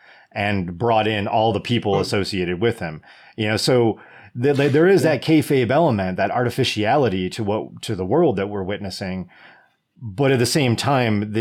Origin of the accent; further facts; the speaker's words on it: United States; As an American